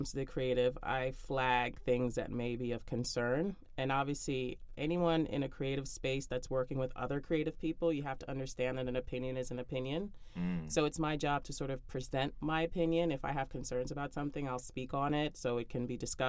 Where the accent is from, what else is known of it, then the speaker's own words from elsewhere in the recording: New York City, New York, United States; I grew up in Brooklyn